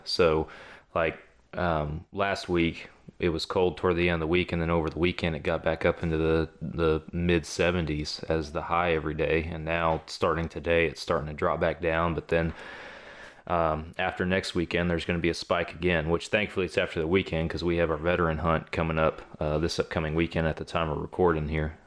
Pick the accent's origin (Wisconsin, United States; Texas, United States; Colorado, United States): Texas, United States; I'm from Texas. I've hunted outside of the state of Texas twice in my life